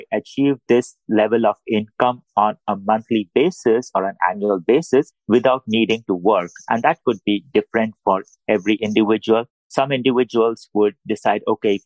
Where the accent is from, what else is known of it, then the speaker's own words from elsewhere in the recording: India; English is a second language; moved away as an adult; now in United States; I moved from India